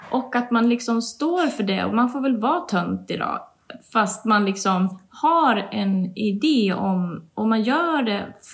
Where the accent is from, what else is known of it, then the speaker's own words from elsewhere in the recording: Borlänge, Dalarna County, Sweden; born there; also born or lived in Stockholm; Jag är ju född i Borlänge och mina föräldrar bor här.